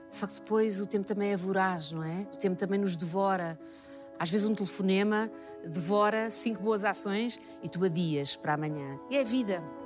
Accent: Lisbon, Portugal; also born or lived in Cascais; Lisboa, que é a cidade onde eu nasci

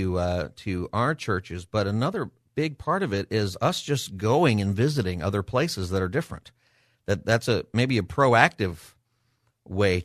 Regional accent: Southern California, United States; I grew up in Southern California

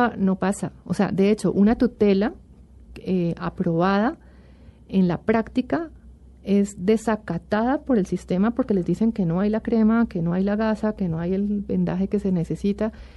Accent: Colombia; como colombiano y como miembro de esta sociedad

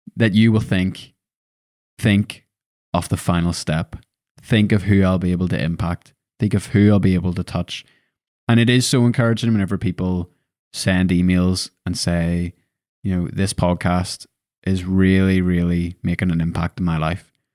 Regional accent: Lisburn, Northern Ireland, United Kingdom; moved away as an adult; I was born and bred in Lisburn

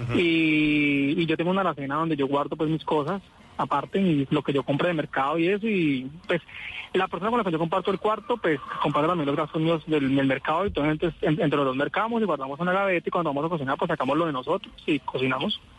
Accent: Buga, Valle del Cauca, Colombia; yo soy en Guadalajara de Buga, ciudad señora de la ciudad milagrosa.

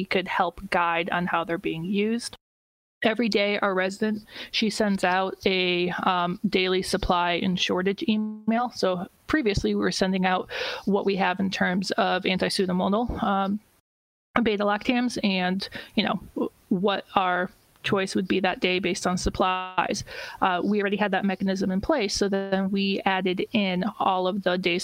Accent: Connecticut, United States; now in Boston, United States; I grew up in Connecticut

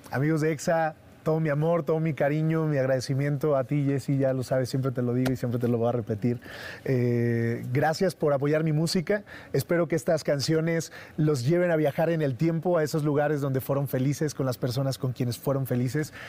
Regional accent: Mexico; como mexicanos

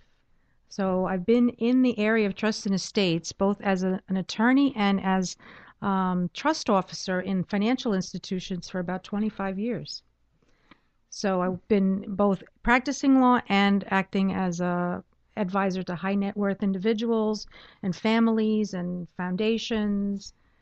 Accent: New York City, New York, United States; But I'm a New York native. I grew up near Highland Park, Brooklyn.

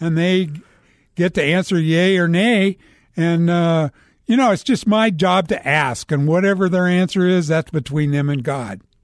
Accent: Cheyenne, Wyoming, United States; moved away; also born or lived in Phoenix, Arizona / Scottsdale, Arizona; I was born in Cheyenne, Wyoming

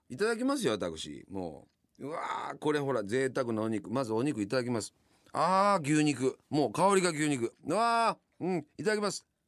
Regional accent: Yamanashi, Japan; now in Tokyo, Japan; 僕の実家の山梨は

